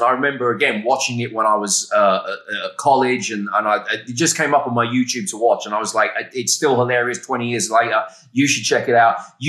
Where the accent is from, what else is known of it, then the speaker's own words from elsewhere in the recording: England, United Kingdom; I was aware of him from when I was a little kid growing up in England.